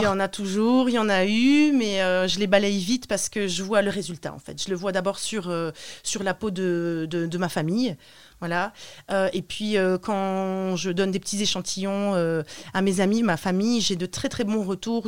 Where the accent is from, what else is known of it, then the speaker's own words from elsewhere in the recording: Roubaix, Hauts-de-France, France; also born or lived in Romania; now in Lille, France; j'habite à Lille, je suis née à Roubaix